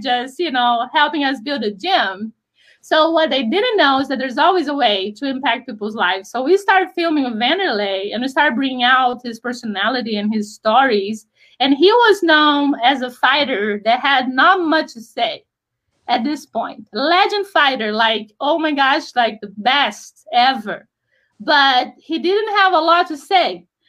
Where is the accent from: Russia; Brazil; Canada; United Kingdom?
Brazil; moved away as an adult; also born or lived in Rio de Janeiro; now in United States; we decided to move to the United States because I grew up in Brazil.